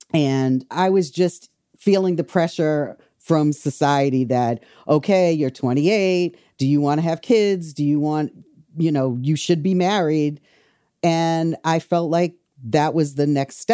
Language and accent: English; Wareham, Massachusetts, United States; also born or lived in Boston; I grew up in Wareham, Mass, which is a small town